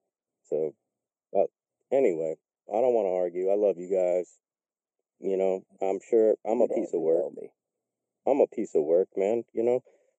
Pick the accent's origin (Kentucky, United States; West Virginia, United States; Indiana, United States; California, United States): California, United States; Marin County; I grew up in Marin County, which is like the fifth richest county in the world. And my family was poor